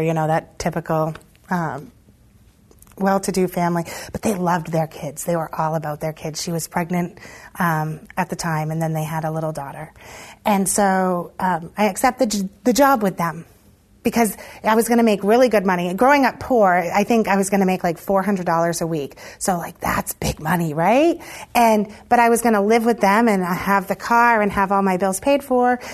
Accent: Monmouth, Maine, United States; also born or lived in Lewiston, Maine; as I would say a toddler moved to Monmouth, and so I lived in Monmouth my whole um, adolescence

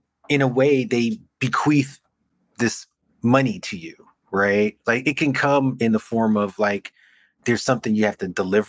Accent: New York City, New York, United States; I'm from Brooklyn

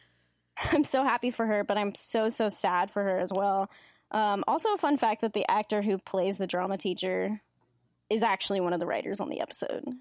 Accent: Davis, California, United States; I basically was born and raised in Davis, and I live here currently

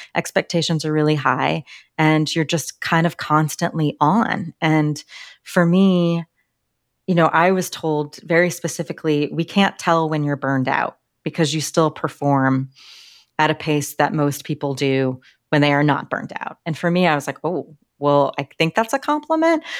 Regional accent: Littleton, Colorado, United States; also born or lived in Washington, D.C.; I grew up in Littleton, Colorado

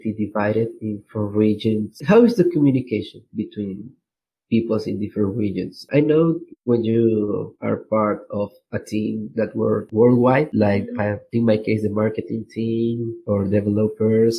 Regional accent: Venezuela; English is a second language; I'm from Venezuela

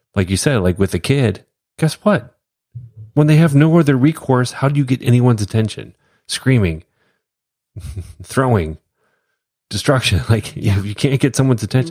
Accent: United States; being an American

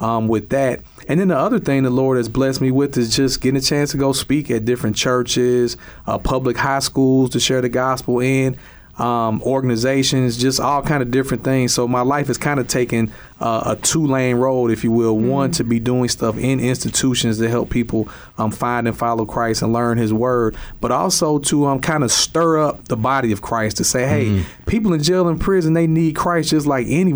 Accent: East St. Louis, Illinois, United States; I grew up in East St. Louis, Illinois, in an all-black area

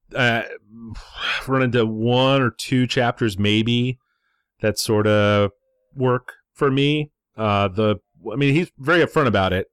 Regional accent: United States; as an American

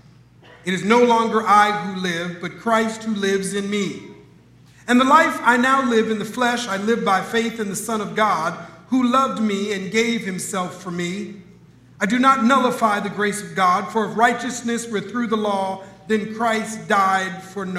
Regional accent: Minneapolis, Minnesota, United States; Growing up in Minneapolis, Minnesota, I had a favorite uncle

